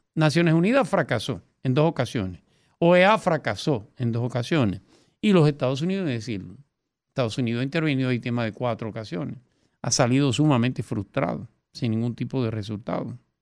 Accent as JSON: {"language": "Spanish", "country": "Dominican Republic", "said": "Nosotros somos dominicanos"}